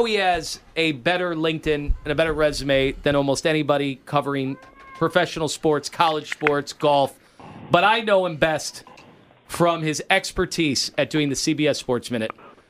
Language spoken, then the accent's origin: English; Stowe, Ohio, United States; Hey, oh, I'm from Stowe.